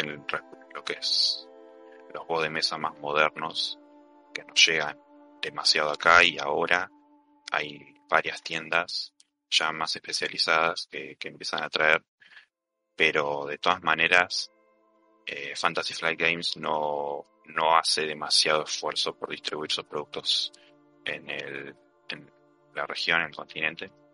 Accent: Argentina; yo soy, soy argentino

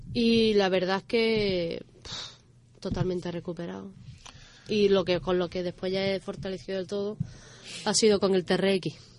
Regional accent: Dos Hermanas and Seville, Andalusia, Spain; also born or lived in La Línea de la Concepción / Alcalá de Guadaíra; now in Algeciras, Spain; yo me he criado entre dos hermanas y Sevilla

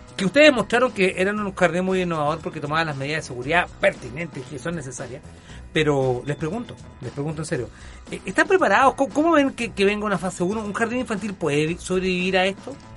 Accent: Chile; en Chile lamentablemente no estamos tan rápido con las vacunas

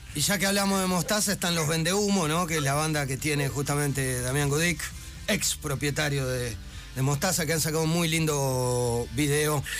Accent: La Plata, Buenos Aires Province, Argentina; moved away; also born or lived in Córdoba; yo nací en La Plata

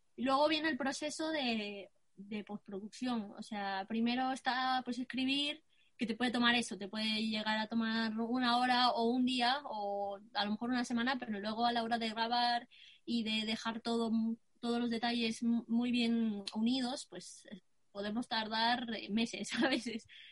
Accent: Guatemala; now in Spain; tengo 23 años, eh, soy de Guatemala.

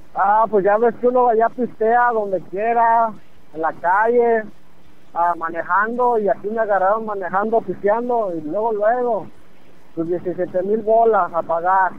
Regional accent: Mexico; also born or lived in Pátzcuaro, Michoacán / State of Mexico; now in Dallas, United States; yo nací acá, pero me crié toda mi toda mi infancia eh, en Páscuaro y en, el eh, en de Morelos, allá en el Estado de México

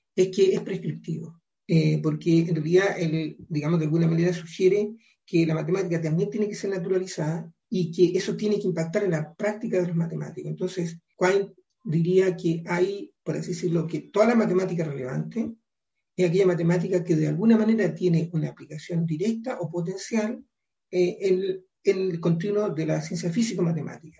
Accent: Chile; como país, como chilenos

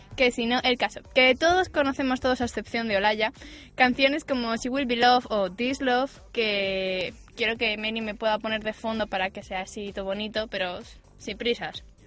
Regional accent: Asturias, Spain; Soy asturiana

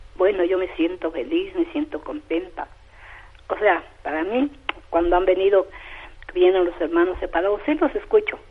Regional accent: Sierra Negra de Puebla, Mexico; born or raised there; moved away

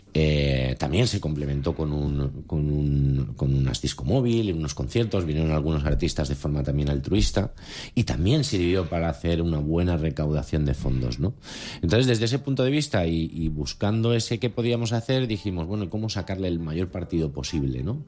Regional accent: Valencian Community, Spain; somos todos valencianos

